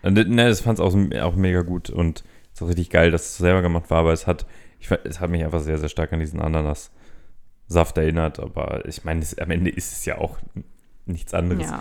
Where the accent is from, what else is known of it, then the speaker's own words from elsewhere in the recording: Berlin, Germany; Ich meine, gerade als, als äh, Berliner, wir wurden ja mal eine Zeit lang mit Pulled Pork überflutet quasi.